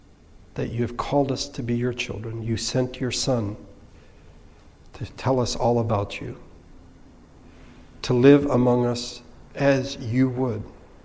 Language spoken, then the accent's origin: English; Philippines; I attended an Anglican school growing up in the Philippines.